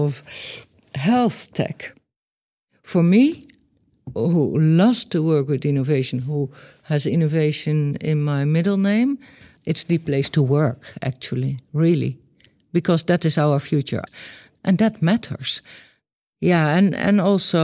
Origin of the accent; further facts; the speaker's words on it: Netherlands; I grew up in the Netherlands, of course, in the middle of Holland.